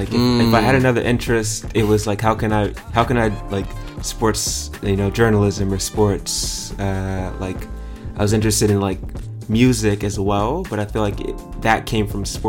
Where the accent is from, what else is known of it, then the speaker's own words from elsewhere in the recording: Pomona, California, United States; I'm from Pomona originally. So I grew up in the Inland Empire, a little bit east of LA, a bit outside of the city.